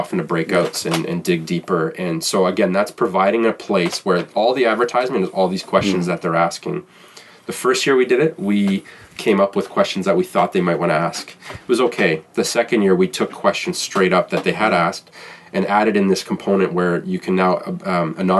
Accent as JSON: {"language": "English", "town": "Toronto", "region": "Ontario", "country": "Canada", "said": "I'm from Toronto"}